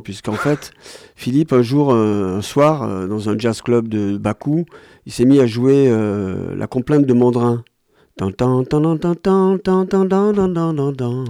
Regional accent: Ganja, Azerbaijan; Je suis de Ganja. C'est la deuxième grande ville qui est au nord du pays, près de la Géorgie.

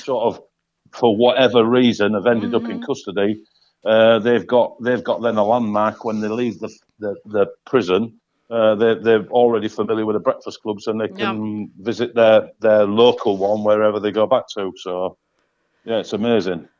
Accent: Hull, Yorkshire and the Humber, United Kingdom; here in my hometown in Hull, Hull East Yorkshire

